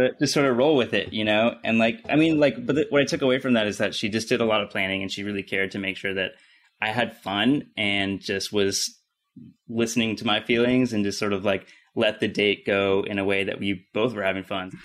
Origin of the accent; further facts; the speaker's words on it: near Pittsburgh, Pennsylvania, United States; now in Los Angeles, United States; I grew up in Pittsburgh or near Pittsburgh